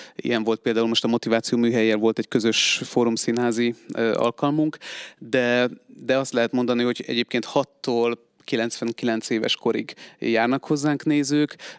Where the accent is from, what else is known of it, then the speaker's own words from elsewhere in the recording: Budapest, Hungary; moved away as an adult; now in Szeged, Hungary; én alapvetően budapesti vagyok